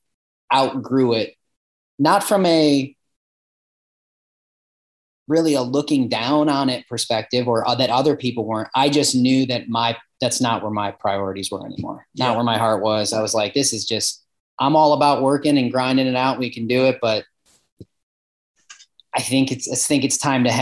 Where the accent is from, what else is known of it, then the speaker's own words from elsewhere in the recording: Ohio, United States; I was from Ohio too.